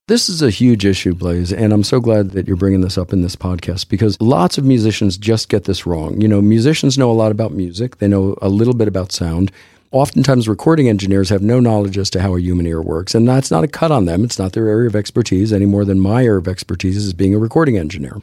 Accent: Texas, United States; I'm a Texan

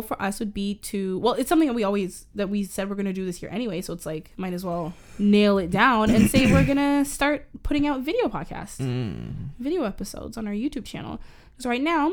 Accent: Canada; I'm Canadian

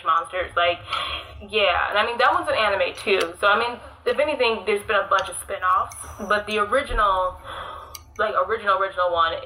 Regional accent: Midwest, United States; accent: Midwestern; now in Chicago, United States; apparently this is a Midwestern accent. I don't know. I live in Chicagoland

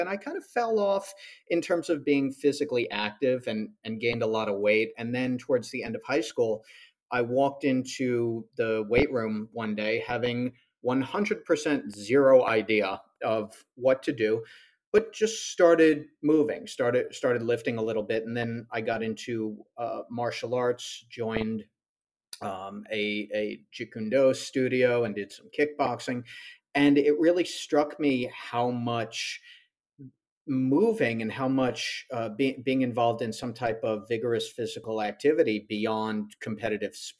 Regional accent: Long Island, New York, United States; moved away as an adult; now in Charlotte, United States; I'm originally from Long Island, New York. Lived there for all of my life except the past 6 months

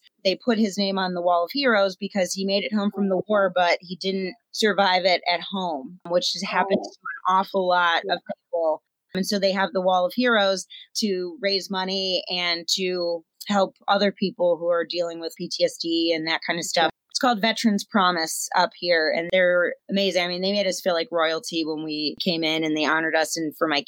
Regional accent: Pennsylvania, United States; I'm a nobody from Pennsylvania.

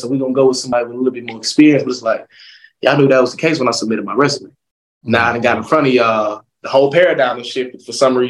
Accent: Atlanta, Georgia, United States; also born or lived in DeLand, Florida / Beijing, China; born and raised in Atlanta, Georgia

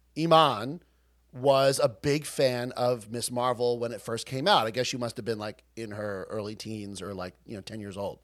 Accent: Long Island, New York, United States; We're from Long Island.

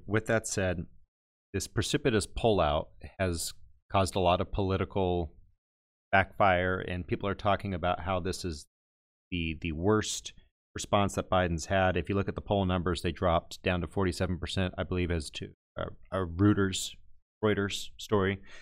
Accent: Texas, United States; I'm from Texas

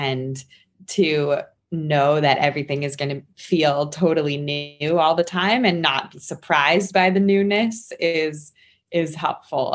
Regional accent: Maryland, United States; moved away as an adult; also born or lived in New York; now in Harrisburg, United States; I went from my newly moved in home in Harrisburg to Maryland, where I am from

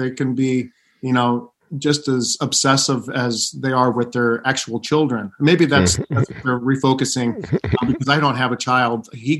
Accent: St. Louis, Missouri, United States; No, the irony of ironies, the one big theater in my hometown never hired me.

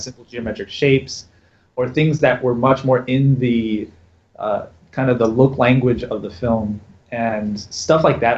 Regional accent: Raleigh, North Carolina, United States; moved away as an adult; also born or lived in San Francisco; grew up in raleigh north carolina

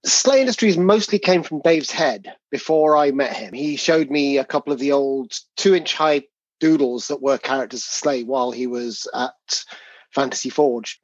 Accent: England, United Kingdom; you can tell our accents apart, even though we're both English

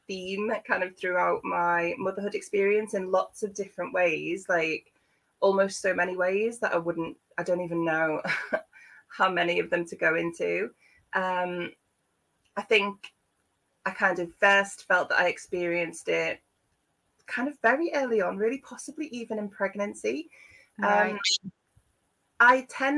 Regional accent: Liverpool, North West England, United Kingdom; moved away as an adult; now in Devon, United Kingdom; I'm from Liverpool originally. I've lived in Devon for the last 15 years.

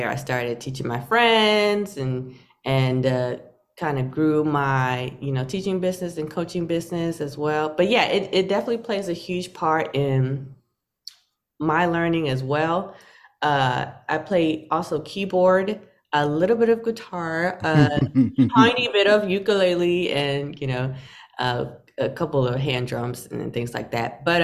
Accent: North Carolina, United States; now in New York City, United States; North Carolina. North Carolina is spacious. You know, I, I, I have to compare it to New York City because that's where I am now.

